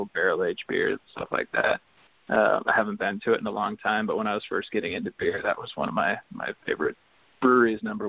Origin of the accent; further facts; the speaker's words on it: Seattle, Washington, United States; we're from Seattle